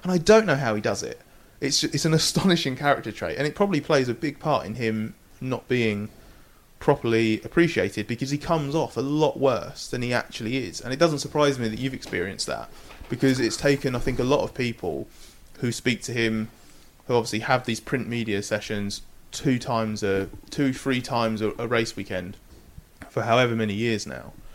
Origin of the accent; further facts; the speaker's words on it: United Kingdom; moved away as an adult; now in Sweden; my home race